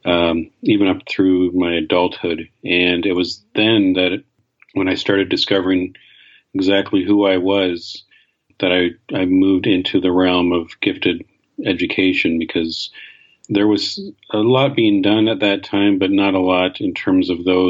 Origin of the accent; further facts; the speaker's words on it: Canada; I grew up in Canada